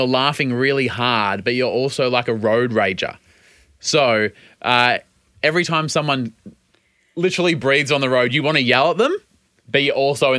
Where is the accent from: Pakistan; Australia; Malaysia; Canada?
Australia; also born or lived in United States